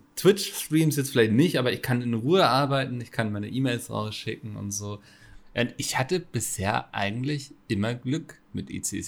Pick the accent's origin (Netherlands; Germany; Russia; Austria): Germany; Northern Germany; Da bin ich ja als Norddeutscher